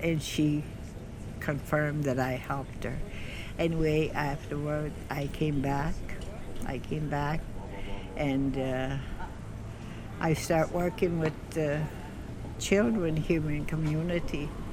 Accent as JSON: {"language": "English", "area": "Elsipogtog First Nation", "region": "New Brunswick", "country": "Canada", "tie": "born or raised there", "said": "I was born here in Reserve and I was born, and then they told my dad that it was a girl."}